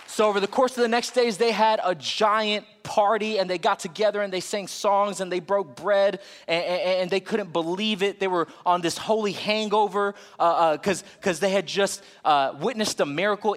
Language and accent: English; Florida, United States; now in Texas, United States; I'm from Florida